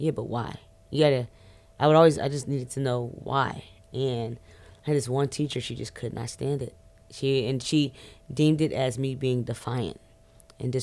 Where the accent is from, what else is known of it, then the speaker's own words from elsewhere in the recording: Forestville, Maryland, United States; Growing up in PG was amazing. I grew up in Forestville, Maryland